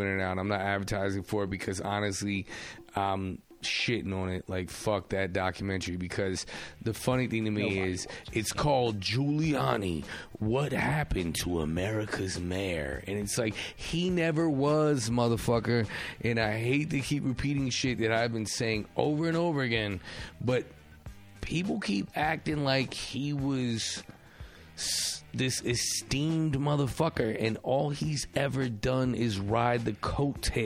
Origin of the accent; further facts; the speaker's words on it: United States; I'm not a New Yorker, but I was a Bridge and Tunnel kid